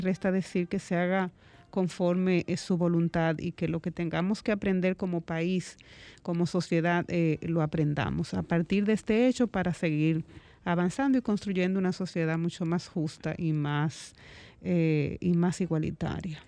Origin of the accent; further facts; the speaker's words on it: Dominican Republic; como dominicana y como madre